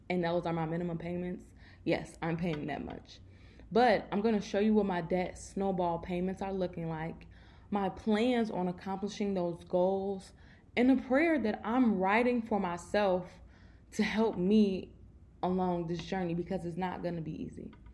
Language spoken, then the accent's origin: English; Chicago, Illinois, United States; I'm from Chicago, so y'all know our winters are crazy